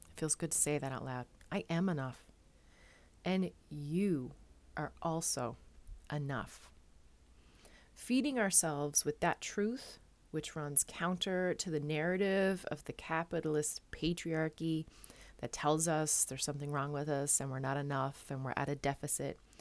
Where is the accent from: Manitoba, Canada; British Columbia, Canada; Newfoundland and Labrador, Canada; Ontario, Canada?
Newfoundland and Labrador, Canada; moved away as an adult; now in Netherlands